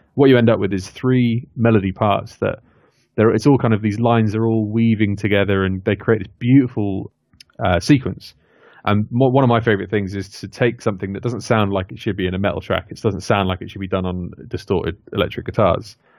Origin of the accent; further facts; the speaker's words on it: near Oxford, South East England, United Kingdom; moved away as an adult; now in Leamington Spa, United Kingdom; I grew up sort of near Oxford